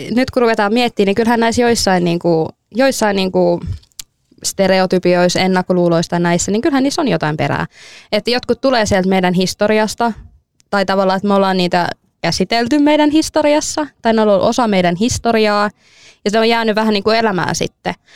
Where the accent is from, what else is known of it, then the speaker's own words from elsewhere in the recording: Finland; mä oon suomalainen